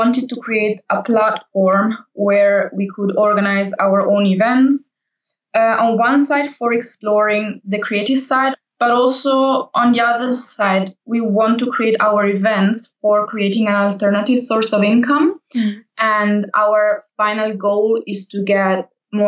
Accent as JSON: {"language": "English", "country": "Italy", "moved": "as an adult", "lives_now": "Berlin, Germany", "said": "I'm from Italy and I moved to Berlin 5 years ago"}